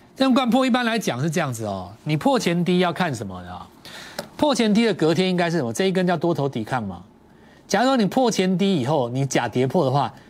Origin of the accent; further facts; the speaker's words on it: Taiwan; 我们在台湾长大